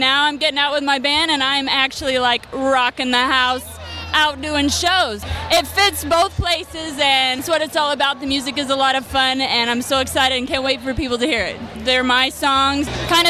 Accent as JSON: {"language": "English", "region": "Oklahoma", "country": "United States", "moved": "as an adult", "lives_now": "Nashville, United States", "said": "I am from Oklahoma, yeah. Been in Nashville about 5 years."}